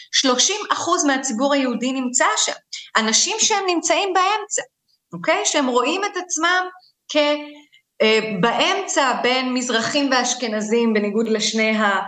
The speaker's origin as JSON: {"language": "Hebrew", "country": "Israel", "tie": "born or raised there", "said": "אני בת למהגרים, אה, אני נולדתי בארץ, אבל אני גדלתי בבית שבאמת מסתכל קצת מבחוץ"}